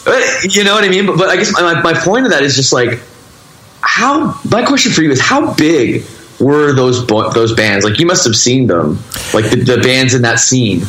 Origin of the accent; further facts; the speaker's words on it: Toronto, Ontario, Canada; I grew up in the Toronto, Canada suburbs